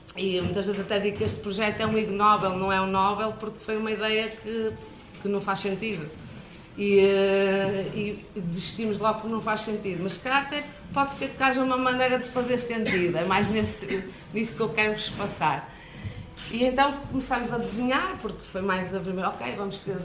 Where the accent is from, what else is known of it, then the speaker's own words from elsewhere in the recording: Braga, Norte, Portugal; accent: northern; vim de Braga